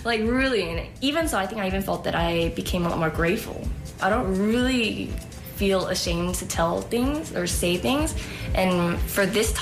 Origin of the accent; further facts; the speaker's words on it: Oakland, California, United States; I'm from Oakland, California